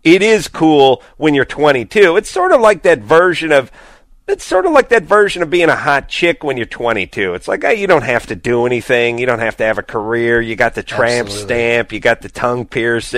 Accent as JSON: {"language": "English", "town": "Los Angeles", "region": "California", "country": "United States", "tie": "born or raised there", "said": "I grew up in the Valley"}